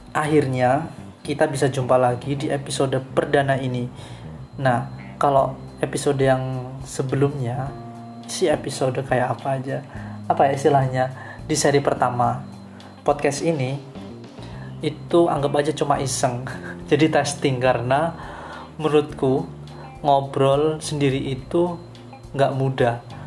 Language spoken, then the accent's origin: Indonesian; Banyuwangi, East Java, Indonesia; now in Denpasar, Indonesia; asalku Banyuwangi sebenarnya nggak jauh dari Bali